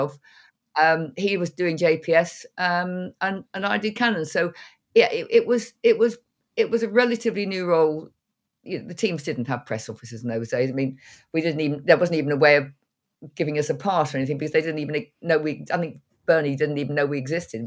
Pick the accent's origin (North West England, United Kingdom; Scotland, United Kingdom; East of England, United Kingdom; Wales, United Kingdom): East of England, United Kingdom; North Cambridgeshire; moved away as an adult; I was born very near to where I'm sitting now. I, I went away, went around the world, and then came back